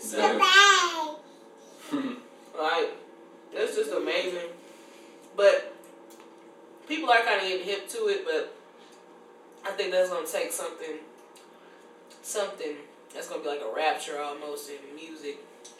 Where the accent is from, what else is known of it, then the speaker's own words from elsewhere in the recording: Memphis, Tennessee, United States; I'm from Memphis, Tennessee.